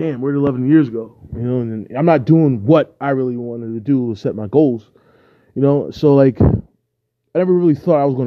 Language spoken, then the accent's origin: English; New Jersey, United States; me growing up in South Jersey